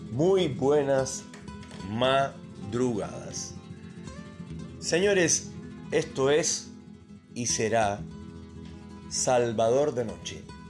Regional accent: Cuba; moved away; el país de donde vengo yo, obviamente Cuba

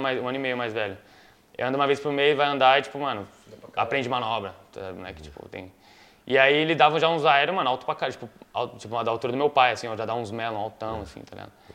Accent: Itapecerica da Serra, São Paulo, Brazil; eu nasci em São Paulo, mas eu morava em Itapsirica ali, da Serra

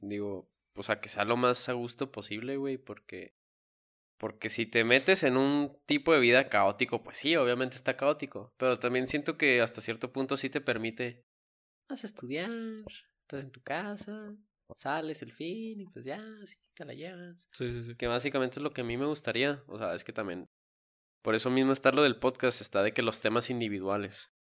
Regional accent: Mexico; nosotros como mexicanos

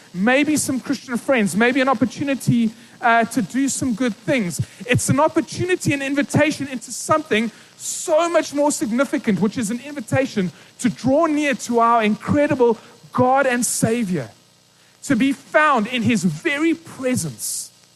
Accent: East London, Eastern Cape, South Africa; I grew up in East London, small little town in the Eastern Cape

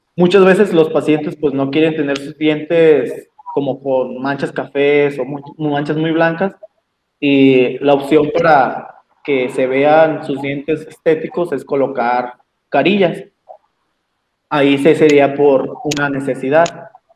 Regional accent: Mexico; somos mexicanos

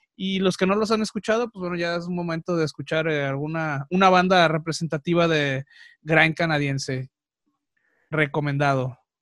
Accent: Mexico; soy mexicano, me encanta el Día de Muertos

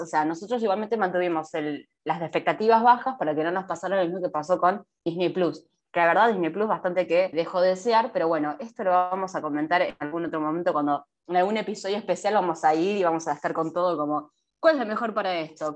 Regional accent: Argentina; nosotros somos de Argentina

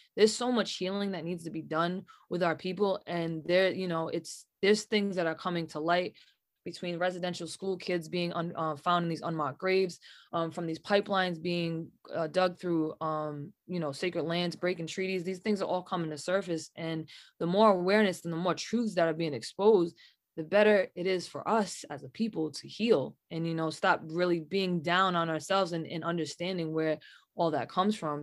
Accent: New England, United States; especially being from New England.

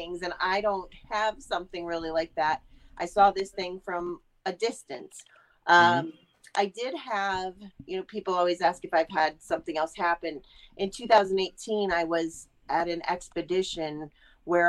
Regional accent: Ohio, United States; I'm from Ohio. I live in Youngstown currently

